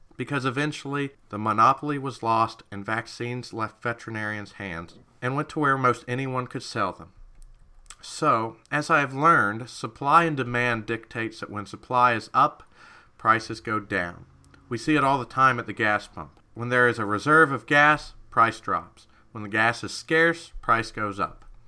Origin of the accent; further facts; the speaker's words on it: Kentucky, United States; I'm from Kentucky